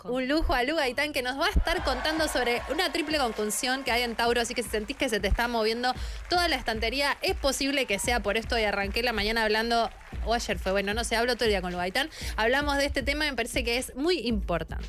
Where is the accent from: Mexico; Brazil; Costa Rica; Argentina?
Argentina; San Martín de los Andes, Neuquén; moved away; me vivía en San Martín